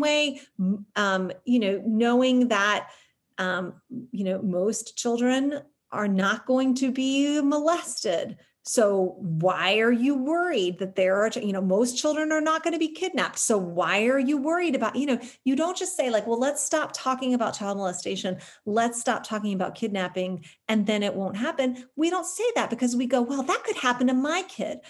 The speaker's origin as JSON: {"language": "English", "country": "United States"}